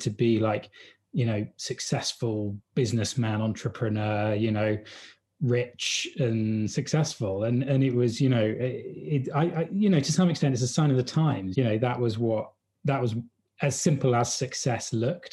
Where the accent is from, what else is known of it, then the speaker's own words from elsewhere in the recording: Hampshire, South East England, United Kingdom; moved away; I grew up in a village, a little, you know, English countryside village, you know, in Hampshire, so not too far away from London.